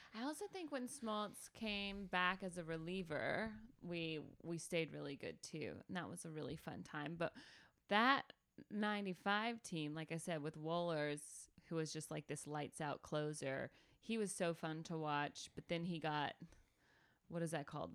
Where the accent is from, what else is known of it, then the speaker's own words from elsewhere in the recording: Calhoun, Georgia, United States; the only cool thing that ever happened in my hometown was in nineteen ninety-three, Bo Jackson got trapped on our exit during the blizzard of ninety-three